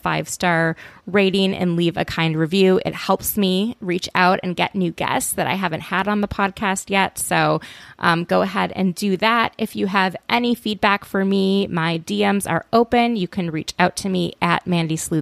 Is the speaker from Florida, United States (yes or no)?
no; Minnesota, United States; we're from Minnesota